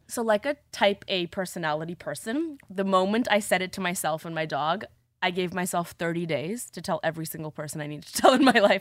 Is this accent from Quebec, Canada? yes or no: no; Toronto, Ontario, Canada; Growing up in Toronto, in high school